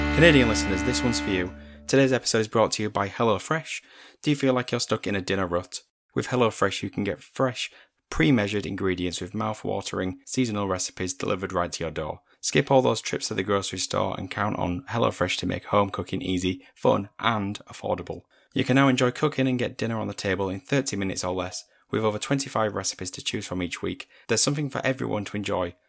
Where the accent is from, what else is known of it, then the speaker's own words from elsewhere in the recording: United Kingdom; we're British